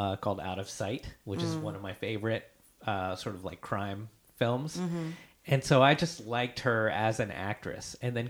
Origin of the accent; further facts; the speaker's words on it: East Coast, United States; I grew up on the East Coast.